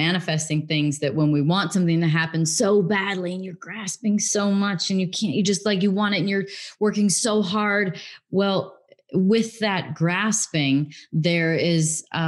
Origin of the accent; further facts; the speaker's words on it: Illinois, United States; also born or lived in England; I grew up in the Midwest in Illinois, in America. And then I went to England when I was 16 for 3 years, came back when I was 19